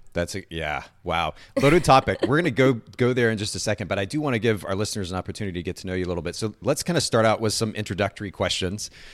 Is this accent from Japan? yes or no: yes; Japan; moved away; I grew up in Japan